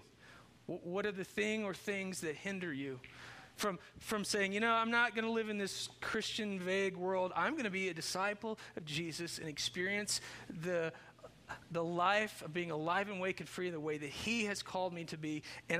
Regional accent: Chandler, Indiana, United States; when I grew up in Chandler, Indiana

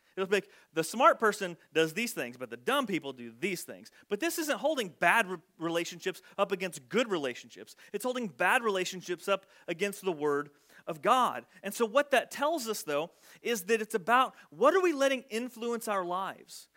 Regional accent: Southern Illinois, United States; accent: twang; I was from Southern Illinois and I had apparently a bit of a twang to my voice

